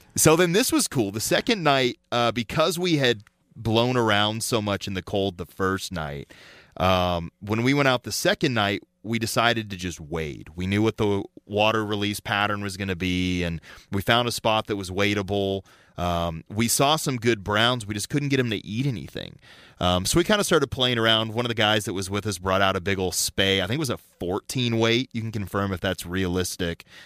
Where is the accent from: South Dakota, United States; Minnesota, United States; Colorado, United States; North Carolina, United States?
Colorado, United States; growing up in Colorado, snow caving, skiing